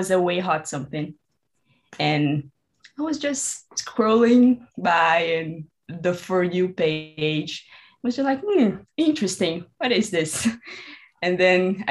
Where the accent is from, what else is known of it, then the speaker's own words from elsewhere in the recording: Brazil; I'm from Brazil